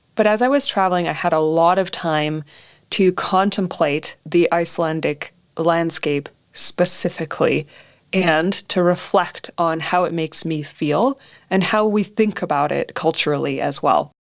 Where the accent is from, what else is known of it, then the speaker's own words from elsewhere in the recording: Canada; growing up in Canada